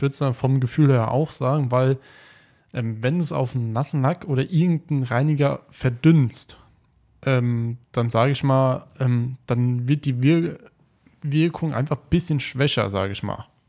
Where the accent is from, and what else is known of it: Taunus, Hesse, Germany; born or raised there; also born or lived in Frankfurt